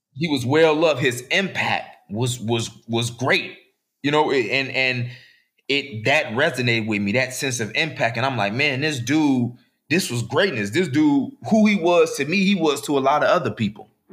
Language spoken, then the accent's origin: English; Chicago, Illinois, United States; I'm from Chicago